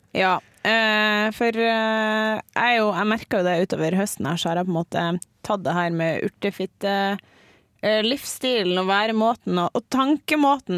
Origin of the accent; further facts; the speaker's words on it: Mo i Rana, Nordland, Norway; also born or lived in Bodø; now in Trondheim, Norway; så kommer jeg faktisk fra Mo i Rana